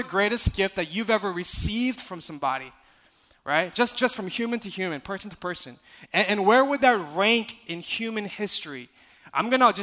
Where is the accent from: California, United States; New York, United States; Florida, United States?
California, United States; I'm from California